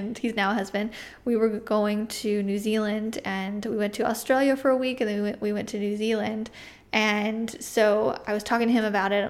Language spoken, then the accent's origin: English; United States; I'm an artist from the United States